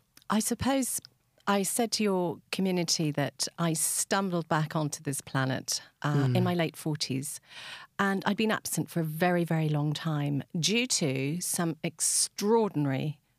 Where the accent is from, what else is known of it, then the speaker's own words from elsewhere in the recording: England, United Kingdom; now in West Cork, Ireland; you could probably hear by my accent, I don't sound totally as if I come from West Cork. And so we came from England on a boat, and my parents basically rocked up.